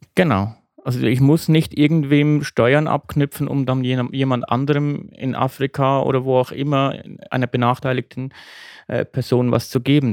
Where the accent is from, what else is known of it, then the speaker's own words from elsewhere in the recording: Switzerland; in mein Heimatland, die Schweiz